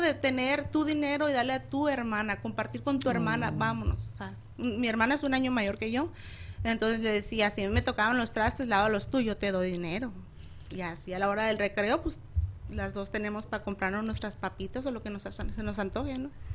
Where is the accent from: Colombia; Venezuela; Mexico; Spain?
Mexico; Chihuahua; yo soy de Chihuahua